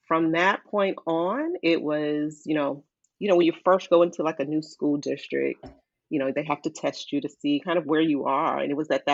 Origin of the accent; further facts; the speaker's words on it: Silver Spring, Maryland, United States; also born or lived in Virginia / Washington, D.C.; I grew up in Montgomery County, Maryland, Silver Spring in particular.